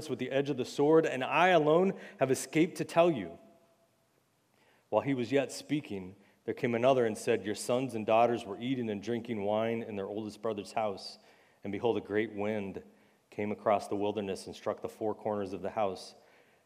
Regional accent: United States; as American Christians

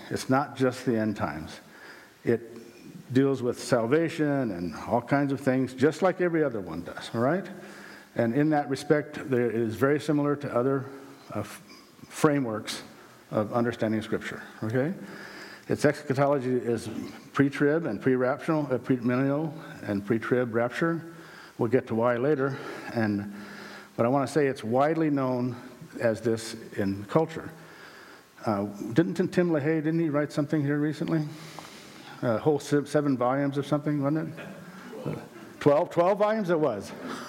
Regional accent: South Dakota, United States; born there; I was born in South Dakota. I was born again in Concord at age 16.

